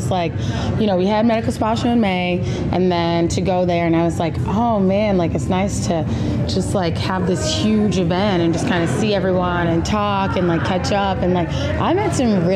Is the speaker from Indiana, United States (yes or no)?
yes; Indianapolis, Indiana, United States; moved away as an adult; now in Chicago, United States; I'm from Indianapolis originally